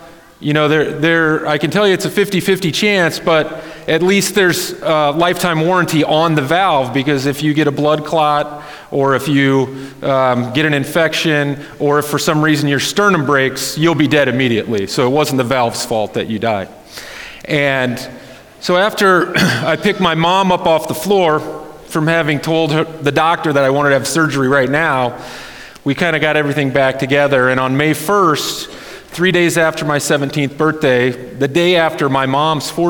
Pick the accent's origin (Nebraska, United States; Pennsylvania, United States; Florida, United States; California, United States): Nebraska, United States; Wayne; now in Lincoln, United States; originally I'm from Wayne, Nebraska